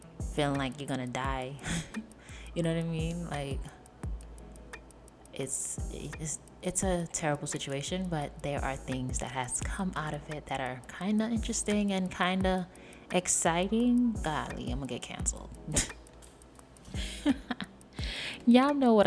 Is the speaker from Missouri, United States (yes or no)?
no; New York City, New York, United States; I was born and raised in New York